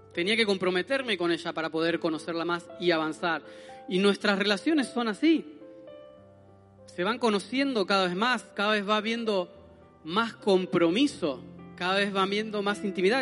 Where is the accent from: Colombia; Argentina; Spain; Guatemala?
Argentina; moved away; como argentinos nosotros